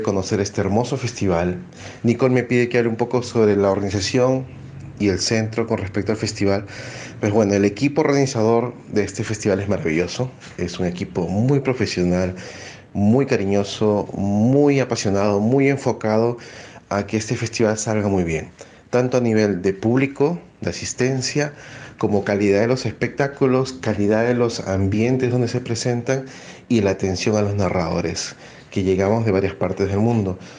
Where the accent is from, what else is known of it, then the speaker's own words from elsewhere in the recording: Peru; soy narrador oral de Perú